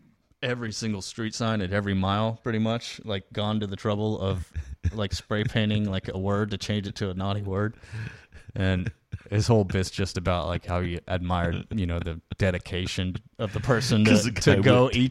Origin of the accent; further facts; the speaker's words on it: San Angelo, Texas, United States; I was born in San Angelo.